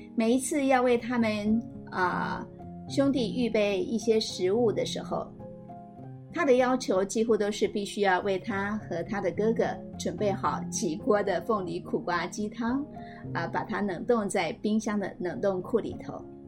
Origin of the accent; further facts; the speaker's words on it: Madou, Tainan, Taiwan; moved away; also born or lived in Taipei; 但是呢，我总说麻豆是我的故乡